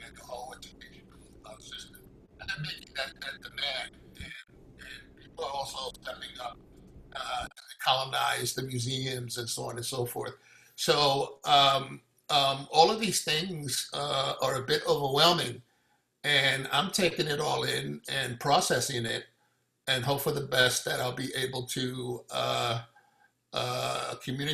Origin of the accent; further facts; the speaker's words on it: New York City, New York, United States; I was born and raised in Brooklyn.